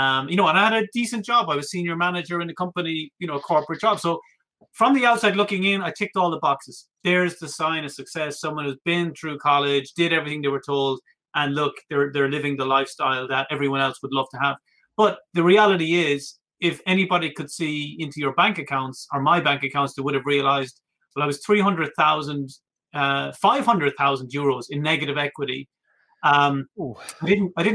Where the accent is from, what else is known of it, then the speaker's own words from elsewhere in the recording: Ireland; that's just being Irish